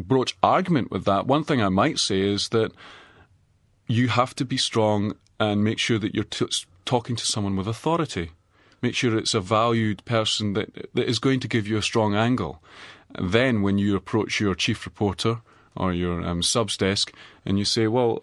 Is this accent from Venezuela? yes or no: no; Edinburgh, Scotland, United Kingdom; now in New Zealand; I'm from Edinburgh.